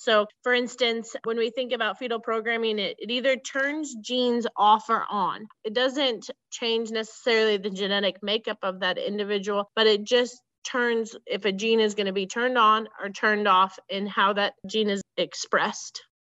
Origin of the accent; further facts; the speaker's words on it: Central Missouri, United States; I grew up in Central Missouri about 20 miles south of Jefferson City, Missouri, on a small cow calf operation